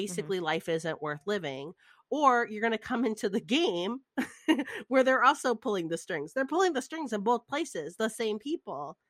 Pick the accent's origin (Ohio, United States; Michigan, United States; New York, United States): Michigan, United States; outside of Detroit; I grew up outside of Detroit where all the car places were